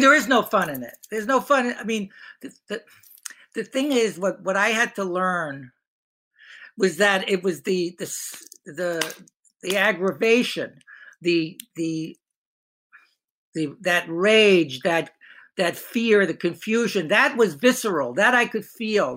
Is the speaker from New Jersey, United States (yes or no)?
yes; Hoboken, New Jersey, United States; I grew up in Hoboken, New Jersey, small town